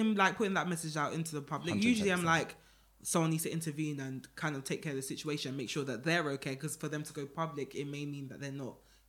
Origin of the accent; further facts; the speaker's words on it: New York, United States; And I know it because I'm from New York. I've seen it.